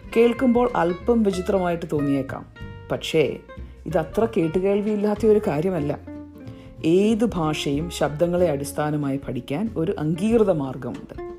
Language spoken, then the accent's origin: Malayalam; Ernakulam district, Kerala, India; first language Malayalam; moved away as an adult; also born or lived in Durham, England; now in London, United Kingdom; ഞാൻ കേരളത്തിൽ എറണാകുളം ജില്ലയിൽ ജനിച്ചു വളർന്നു